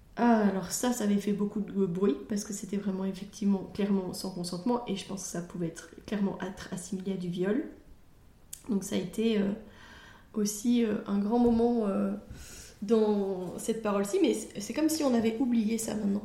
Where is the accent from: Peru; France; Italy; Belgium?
Belgium; chez nous en Belgique